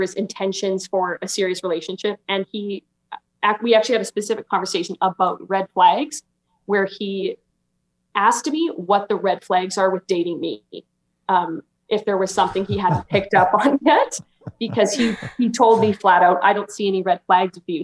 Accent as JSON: {"language": "English", "region": "Alberta", "country": "Canada", "said": "I'm 23 and I'm from Alberta, Canada"}